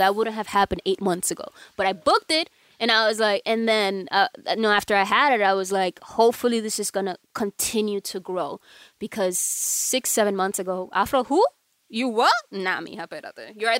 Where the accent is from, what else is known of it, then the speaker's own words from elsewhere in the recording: New York, United States; moved away as an adult; also born or lived in Dominican Republic; now in Los Angeles, United States; I was born in DR. I was raised in New York.